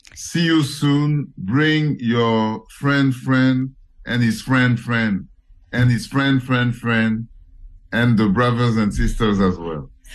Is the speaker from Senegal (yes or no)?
yes; Senegal; also born or lived in Cameroon; now in Paris, France; From Cameroon. And I was raised in Senegal